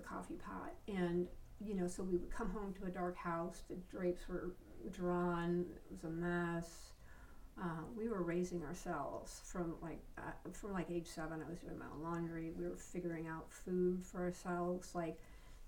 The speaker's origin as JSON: {"language": "English", "town": "Spokane", "region": "Washington", "country": "United States", "tie": "born or raised there", "moved": "as an adult", "said": "I grew up in Spokane, Washington. I lived there for 19 years"}